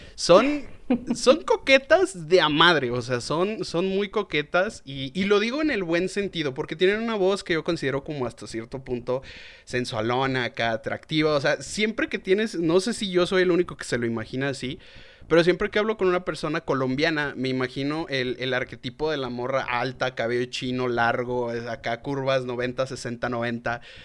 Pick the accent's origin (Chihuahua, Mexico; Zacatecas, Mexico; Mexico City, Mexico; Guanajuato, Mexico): Guanajuato, Mexico; León; la ciudad donde soy originario, de León, Guanajuato